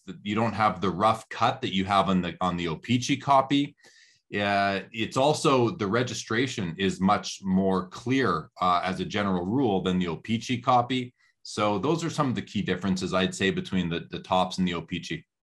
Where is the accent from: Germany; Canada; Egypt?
Canada; Growing up in Canada